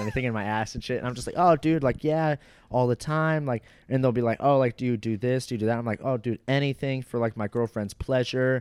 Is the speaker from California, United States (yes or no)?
no; Fort Walton Beach, Florida, United States; I was born in the next town over in Fort Walton Beach